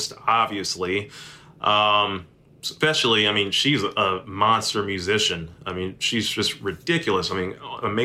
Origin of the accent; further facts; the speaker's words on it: Memphis, Tennessee, United States; moved away as an adult; also born or lived in Austin, Texas / Arkadelphia, Arkansas; Memphis is my hometown. I grew up here